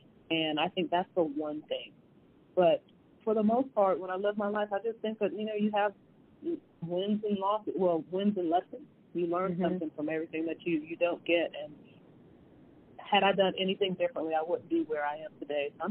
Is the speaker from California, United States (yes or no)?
no; New York City, New York, United States; when I was born in the Bronx, my mother, my daycare, my first caregivers were Puerto Rican, and they spoke Spanish